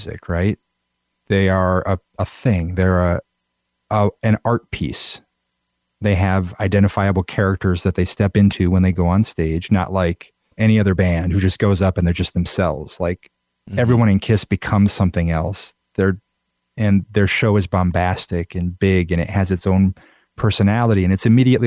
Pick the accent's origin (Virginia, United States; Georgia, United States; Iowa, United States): Iowa, United States; I grew up in Iowa. I still live in Iowa